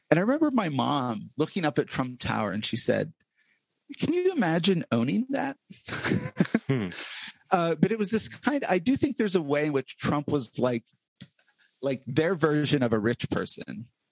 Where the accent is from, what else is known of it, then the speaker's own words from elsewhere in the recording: Blair County, Central Pennsylvania, United States; growing up in Central PA